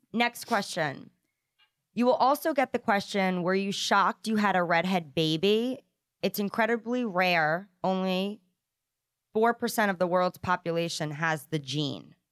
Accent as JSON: {"language": "English", "town": "Providence", "region": "Rhode Island", "country": "United States", "tie": "born or raised there", "said": "we grew up in Providence, Rhode Island"}